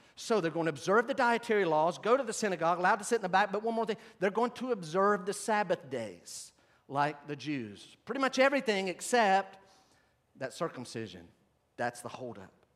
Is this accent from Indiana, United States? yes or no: no; Western North Carolina, United States; I grew up in Western North Carolina